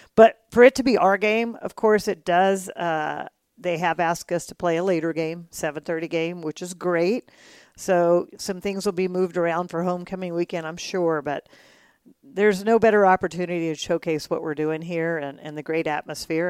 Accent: Texas, United States; now in Moscow, United States; I am from Texas.

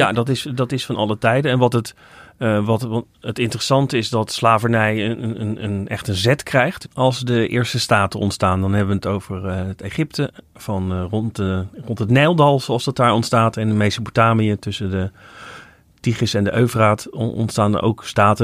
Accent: Netherlands; als Nederlander

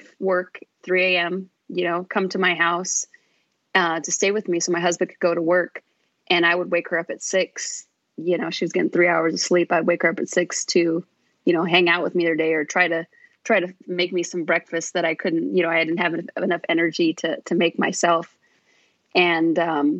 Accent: Phoenix, Arizona, United States; I was born and raised here in Phoenix.

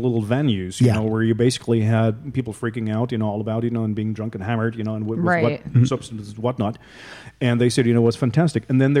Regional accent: Hamburg, Germany; accent: German; English is a second language; moved away as an adult; now in Zug, Switzerland; You know, I'm native German. You know, I'm from Hamburg.

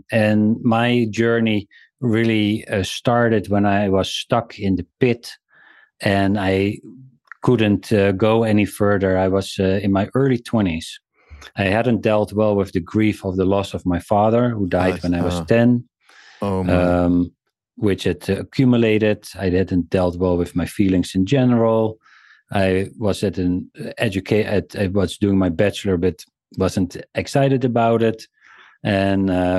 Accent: South Africa; born there; Well, I was born in South Africa.

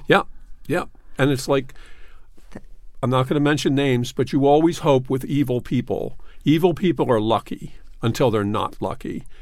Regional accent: Philadelphia, Pennsylvania, United States; now in New York, United States; I'm from Philadelphia.

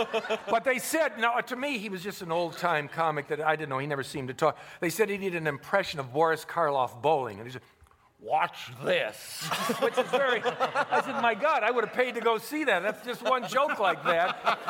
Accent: Cleveland, Ohio, United States; I said, "I'm from Cleveland also."

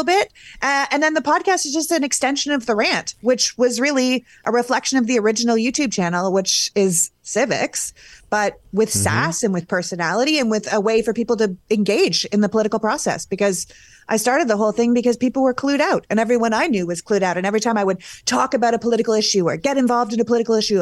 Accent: Canada; As a Canadian

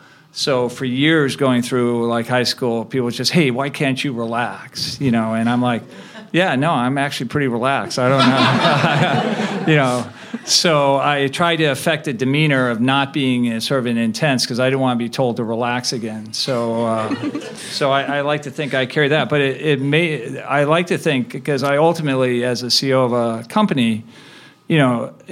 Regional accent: Chicago, Illinois, United States; also born or lived in Cleveland, Ohio; I was born in Cleveland, Ohio, and I grew up in the Midwest. I, you know, spent most of my growing up years in the Chicago area.

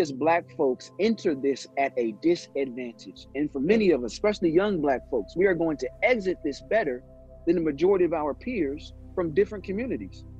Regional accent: Indianapolis, Indiana, United States; also born or lived in South Bend, Indiana / Gary, Indiana; Indianapolis raised me. Indianapolis made me, but born in South

